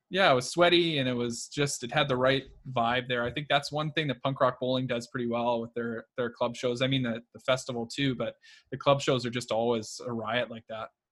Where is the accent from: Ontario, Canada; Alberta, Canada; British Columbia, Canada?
Alberta, Canada; Edmonton; So I'm from Edmonton, Alberta.